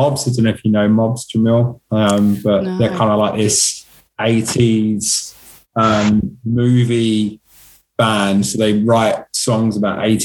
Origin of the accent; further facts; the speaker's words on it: England, United Kingdom; accent: English; now in Melbourne, Australia; my English accent